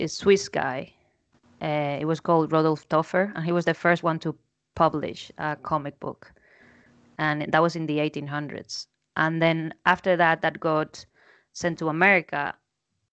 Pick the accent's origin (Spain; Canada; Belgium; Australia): Spain; I'm from Spain